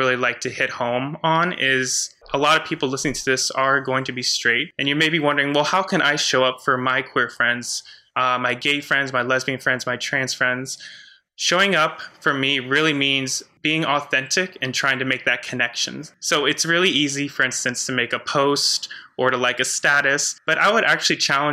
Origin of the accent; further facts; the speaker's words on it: United States; I was raised in the Catholic Church in a very conservative part of the U.S.